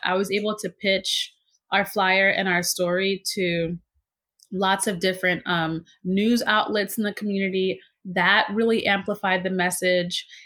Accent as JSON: {"language": "English", "town": "New York City", "region": "New York", "country": "United States", "tie": "born or raised there", "also_born_or_lived": "Harlem, New York City", "said": "I was born in Harlem, but then I my family moved us to Queens just because Harlem it wasn't super safe at the time. So I pretty much grew up in Queens"}